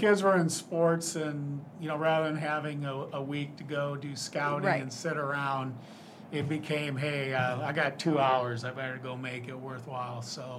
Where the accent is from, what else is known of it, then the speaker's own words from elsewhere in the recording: Storm Lake, Iowa, United States; I grew up in Storm Lake, Iowa, and I went to BV for 2 years, transferred to Iowa State, where I got my BA and ultimately my master's.